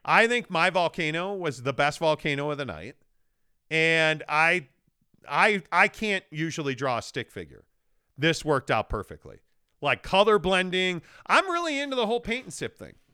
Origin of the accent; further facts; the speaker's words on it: Chicago, Illinois, United States; moved away; growing up in Chicago